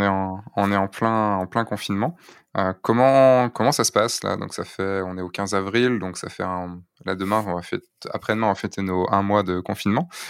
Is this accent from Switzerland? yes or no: no; central Brittany, France; now in Lyon, France; je suis breton